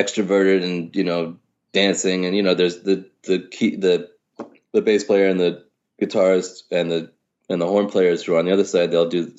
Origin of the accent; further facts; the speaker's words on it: New York, United States; I think growing up in New York was amazing for me. Mm-hmm. And I think in a lot of ways it's just being lucky to be born here. You know, I mean, my folks are not from here.